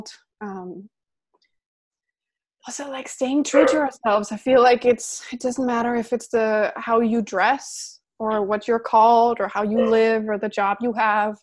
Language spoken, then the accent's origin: English; Denmark; I'm from Denmark